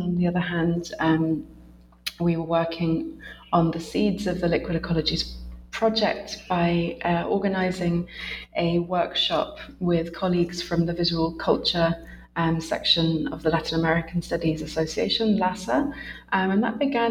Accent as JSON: {"language": "English", "country": "United Kingdom", "also_born_or_lived": "Essex / London", "said": "I'm a British researcher based in Essex"}